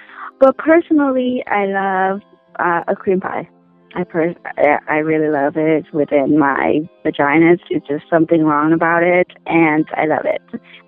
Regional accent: Oregon, United States; Starfall is the first street I grew up with in Oregon.

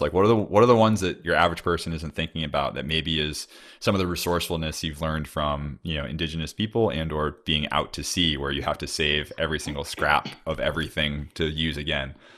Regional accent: Cape Cod, Massachusetts, United States; moved away; I'm from Cape Cod originally in the Northeast

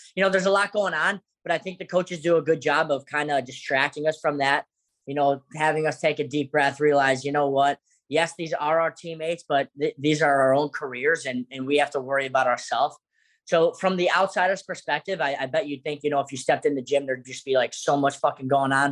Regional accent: South Florida, United States; We're both from South Florida

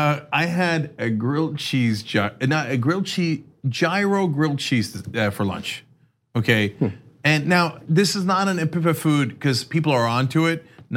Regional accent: New Jersey, United States; moved away as an adult; now in Los Angeles, United States; when I was a kid growing up in New Jersey was so my parents are immigrants

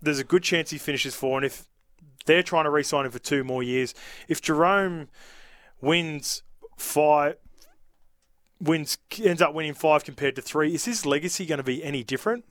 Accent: Australia; also born or lived in New Zealand; I grew up here from three years old all the way

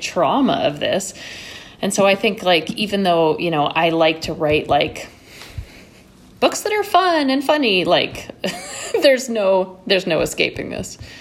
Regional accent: New York City, New York, United States; born or raised there; also born or lived in Connecticut

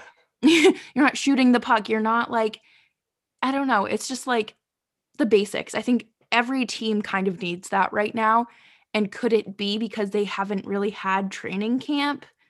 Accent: New England, United States; I grew up in New England

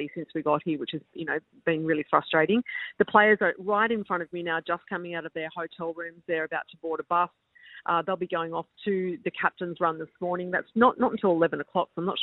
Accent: Sydney, New South Wales, Australia; growing up in Sydney

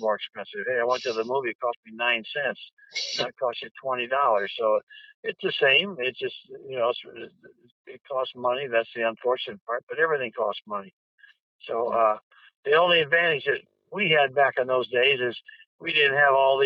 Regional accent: Decatur, Illinois, United States; moved away; I'm from Decatur, Illinois, soybean capital of the world. Home of high flyer kites, and there was not a whole lot to do back there

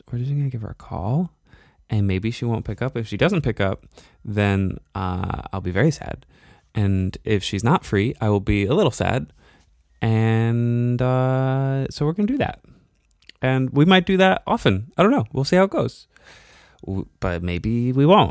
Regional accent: Binghamton, New York, United States; I came from Binghamton, New York

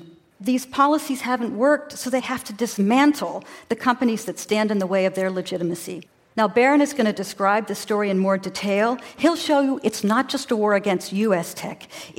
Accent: United States; now in Copenhagen, Denmark; I'm an American, but I live in Copenhagen

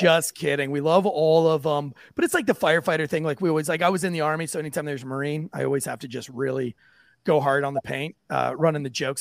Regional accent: St. Augustine, Florida, United States; now in North Carolina, United States; I've been born and raised in the South. I, am from St. Augustine, Florida, originally

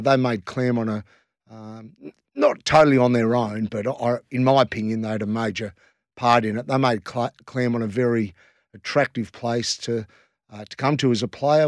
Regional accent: Western Australia, Australia; we're West Australian as well

